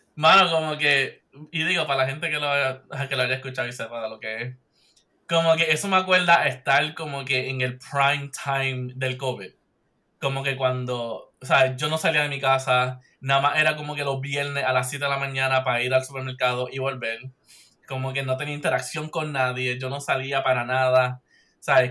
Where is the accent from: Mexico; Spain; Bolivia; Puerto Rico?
Puerto Rico; moved away; yo soy del área de Mayagüez